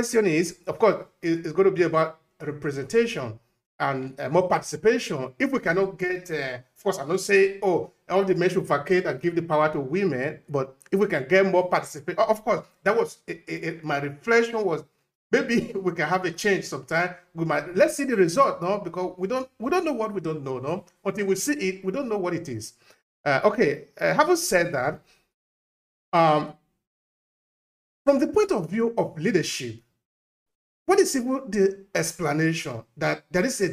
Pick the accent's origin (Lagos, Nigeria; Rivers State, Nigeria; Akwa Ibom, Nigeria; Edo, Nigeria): Edo, Nigeria; Uromi; I'm from Urumi. I'm from Esan.